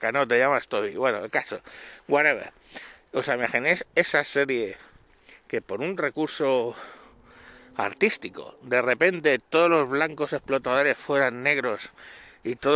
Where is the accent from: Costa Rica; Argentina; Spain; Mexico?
Spain; los que somos los españoles los que tenemos la leyenda negra